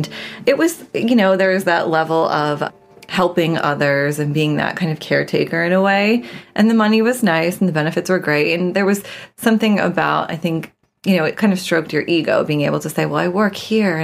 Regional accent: New Jersey, United States; moved away; I grew up in New Jersey. I'm from the East Coast originally

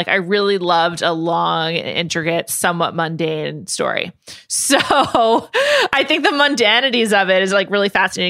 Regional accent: New York City, New York, United States; I grew up in New York City. I never went west of like Michigan until I was like 21.

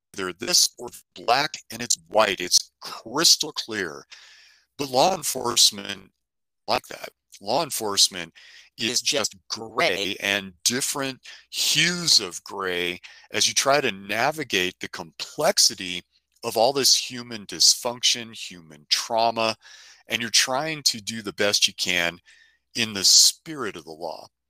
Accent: San Francisco, California, United States; moved away; I grew up in San Francisco

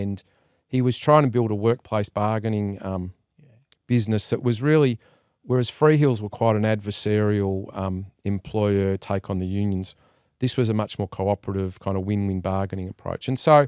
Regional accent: Melbourne, Victoria, Australia; Well, I grew up in Melbourne, as we were just talking about

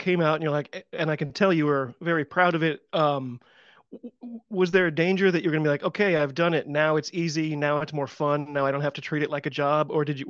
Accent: United States; I'm an American rugby fan

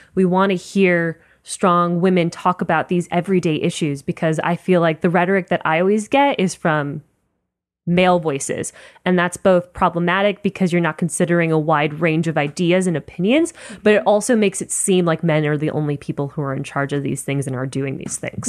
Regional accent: Miami, Florida, United States; moved away; when I go home to Miami, which is where I'm from

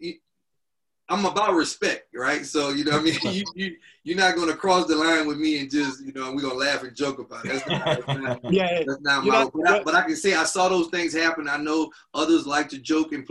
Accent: Louisiana, United States; moved away; I'm from Louisiana. I played volleyball in Louisiana

